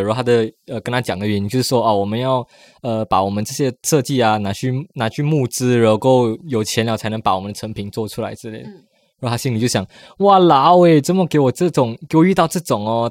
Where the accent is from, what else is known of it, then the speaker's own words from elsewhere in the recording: Malaysia; now in Taiwan; 我说我马来西亚来的